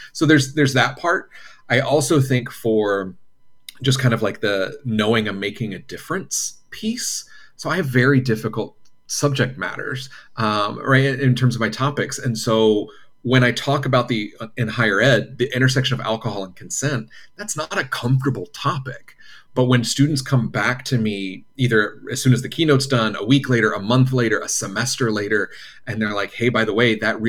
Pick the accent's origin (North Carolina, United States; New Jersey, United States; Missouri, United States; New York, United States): North Carolina, United States; Wilmington; now in Los Angeles, United States; Originally born and raised in North Carolina, Wilmington, North Carolina, on the other coast